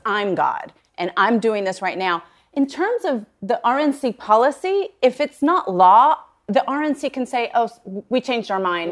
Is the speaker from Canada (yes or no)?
no; Puerto Rico; moved away; I grew up in Puerto Rico